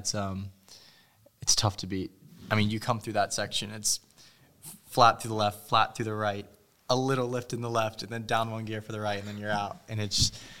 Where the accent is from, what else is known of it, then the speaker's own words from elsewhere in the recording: United States; being an American